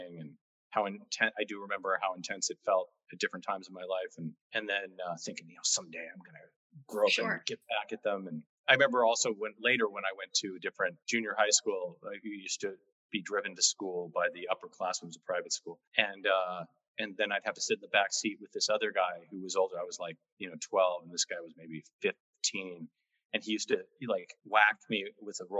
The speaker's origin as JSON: {"language": "English", "town": "Los Angeles", "region": "California", "country": "United States", "tie": "born or raised there", "said": "I grew up in the San Fernando Valley in Encino, near sort of on the border of Tarzana"}